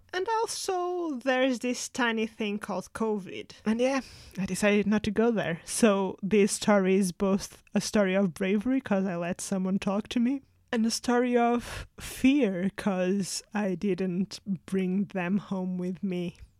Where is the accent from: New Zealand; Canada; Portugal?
Portugal; moved away as an adult; now in United Kingdom; growing up in Portugal